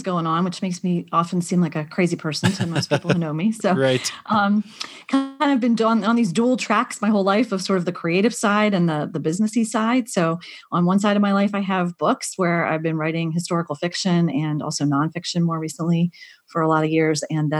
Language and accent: English; Pennsylvania, United States; Grew up in Pennsylvania. Yep. Grew up in a Christian family with, family members who were missionaries and pastors